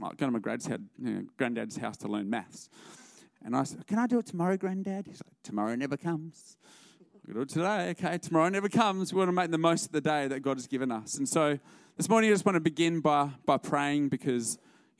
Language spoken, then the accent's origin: English; Albany, Western Australia, Australia; moved away as an adult; now in Melbourne, Australia; We're originally from Albany